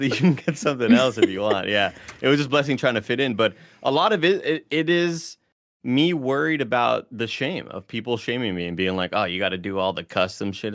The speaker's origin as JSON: {"language": "English", "region": "Texas", "country": "United States", "moved": "yes", "lives_now": "San Francisco, United States", "said": "I'm from Texas, and this is kind of what I'm used"}